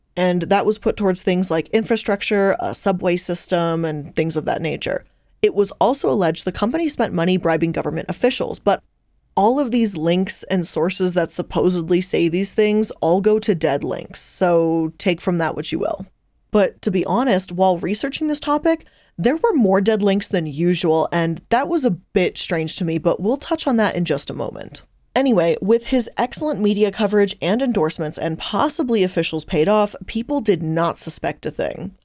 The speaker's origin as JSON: {"language": "English", "country": "United States", "said": "as an American looking"}